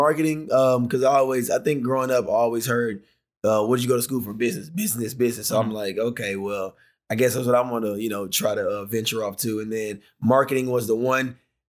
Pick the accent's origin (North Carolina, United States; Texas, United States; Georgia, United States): Georgia, United States; Decatur; Yep, Atlanta, Georgia. Yep, Decatur, Georgia.